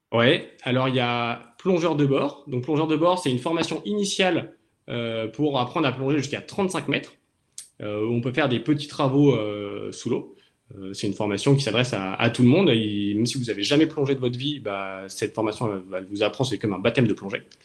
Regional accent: Toulon, Provence-Alpes-Côte d'Azur, France; moved away as an adult; now in Cherbourg, France; J'ai grandi à Toulon, dans le sud de la France.

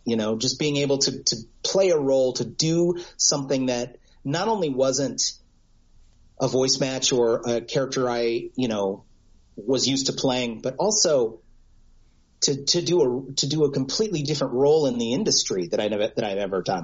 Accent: United States

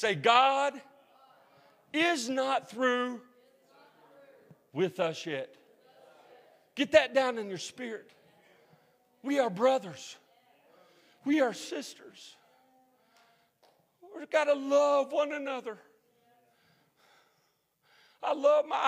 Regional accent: Huntington, West Virginia, United States; Huntington, West Virginia. Have anybody heard of Marshall University? My hometown

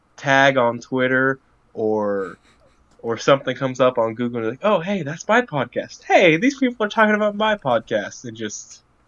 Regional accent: United States; as an American

